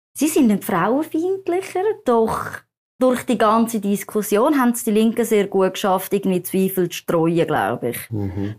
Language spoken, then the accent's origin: German; Zurich, Switzerland; ich bin in der Schweiz aufgewachsen